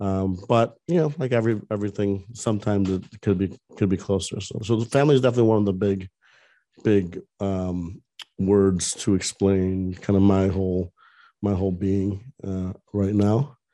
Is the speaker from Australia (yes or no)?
no; Orlando, Florida, United States; because I'm from Orlando, and Orlando has Electronic Arts, which is a big video game company.